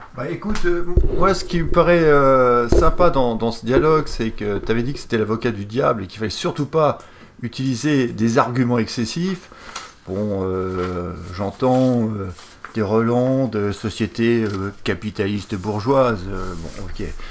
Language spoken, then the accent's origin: French; France; je suis français